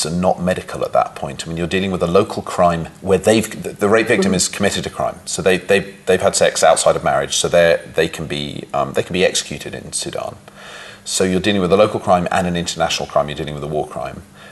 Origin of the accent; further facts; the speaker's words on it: London, United Kingdom; moved away as an adult; now in New York, United States; I grew up in London and had a very nice, comfortable childhood